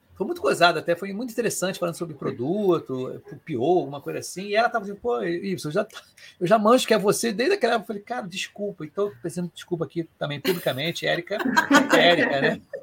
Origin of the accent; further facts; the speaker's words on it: Rio de Janeiro, Brazil; eu sou aqui do Rio de Janeiro